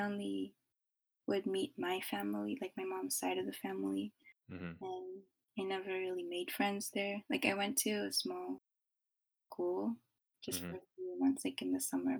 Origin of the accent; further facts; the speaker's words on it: Japan; also born or lived in Philippines; I'm 20 years old, and I am from the Philippines, but I was born and raised in Japan, so I've been here my whole life.